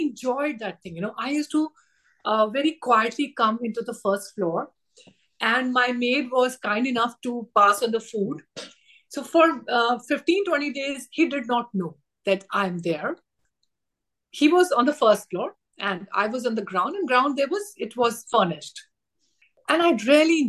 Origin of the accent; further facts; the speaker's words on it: India; as an Indian female